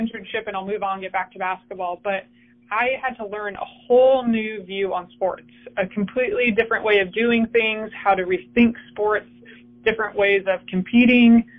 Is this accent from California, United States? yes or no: yes; California, United States; moved away as an adult; also born or lived in Colorado Springs / Northern Colorado; now in Houston, United States; I grew up in California